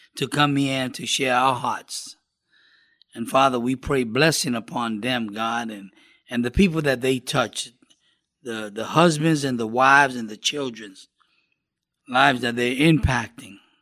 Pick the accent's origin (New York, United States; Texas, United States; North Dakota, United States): New York, United States; I grew up in New York